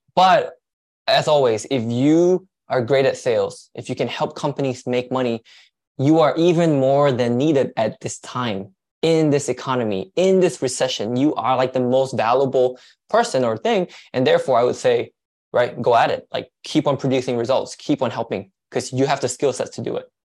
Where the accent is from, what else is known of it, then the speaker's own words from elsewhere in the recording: Malaysia; now in United States; I'm from Malaysia, so I'm actually an immigrant.